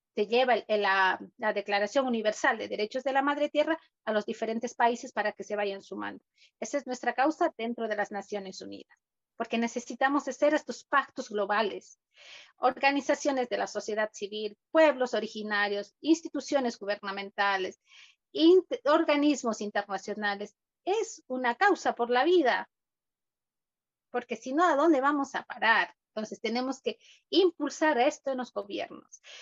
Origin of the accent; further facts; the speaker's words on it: Cuenca, Azuay, Ecuador; Cuenca, la ciudad de donde yo vengo